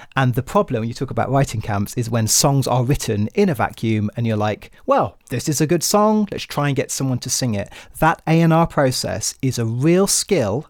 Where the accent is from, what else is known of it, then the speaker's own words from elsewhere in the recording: United Kingdom; my home country